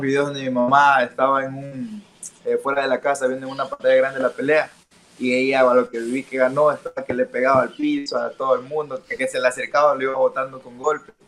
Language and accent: Spanish; Pasaje, El Oro, Ecuador; el centro de la ciudad, de donde nací